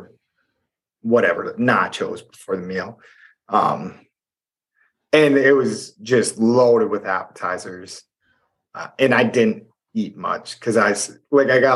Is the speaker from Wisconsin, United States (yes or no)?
yes; West Central Wisconsin, United States; where we are in West Central Wisconsin